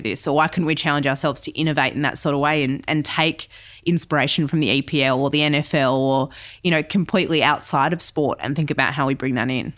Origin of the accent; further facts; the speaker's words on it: Western Australia, Australia; now in Melbourne, Australia; I'm West Aussie originally